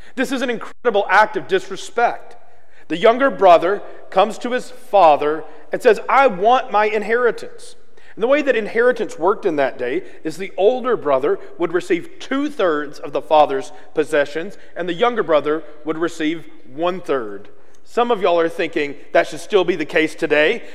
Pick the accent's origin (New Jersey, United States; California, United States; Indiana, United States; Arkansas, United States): Arkansas, United States; I'm from Arkansas, and one of the things we have a lot of is hog farms.